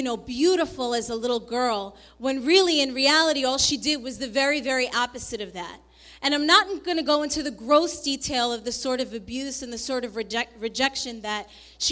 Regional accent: New York, United States; born or raised there; also born or lived in Colombia

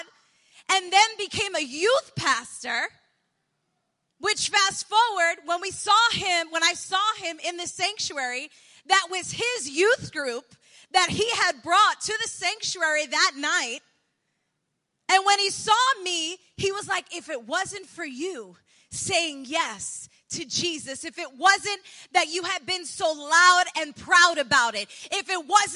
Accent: New York City, New York, United States; also born or lived in Colombia; now in Bronx, New York, United States; I grew up in Douglaston

